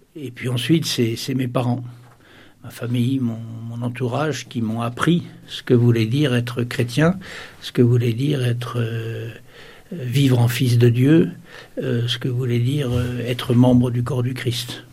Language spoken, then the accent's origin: French; Solesmes, Pays de la Loire, France; moved away as an adult; also born or lived in Cameroon / Le Mans; now in Coutances, France; Je suis natif de Solem